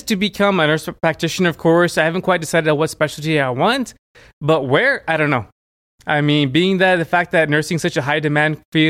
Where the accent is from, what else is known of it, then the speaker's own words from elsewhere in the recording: Frankfurt, Hesse, Germany; born there; And I was born in Germany.